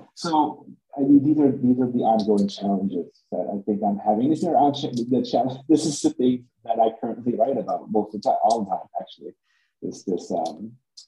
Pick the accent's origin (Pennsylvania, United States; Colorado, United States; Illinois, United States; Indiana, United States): Illinois, United States; Chicago; as a son of immigrants when I was born up in Chicago